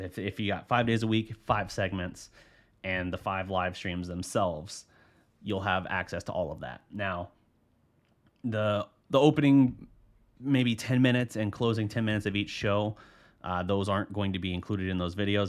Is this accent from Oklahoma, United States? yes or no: yes; Oklahoma, United States; moved away; I'm from Oklahoma originally